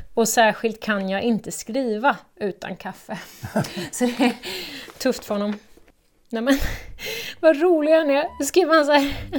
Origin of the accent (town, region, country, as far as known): Gotland, Sweden; also born or lived in Visby